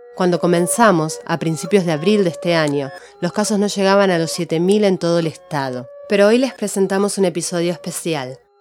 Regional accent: Argentina; también soy argentina

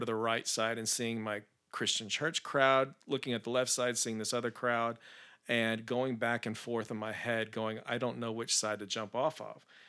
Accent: Spring, Texas, United States; also born or lived in Tallahassee, Florida; was raised in Spring, Texas

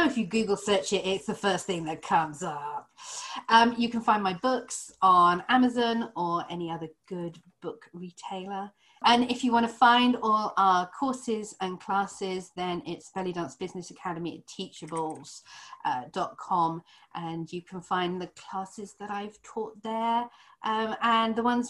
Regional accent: Weston-super-Mare, South West England, United Kingdom; moved away as an adult; also born or lived in California; now in Arizona, United States; I grew up in Weston-super-Mare, a seaside resort with a pier.

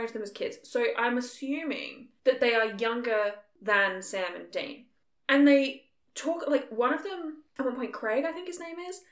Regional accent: Australia

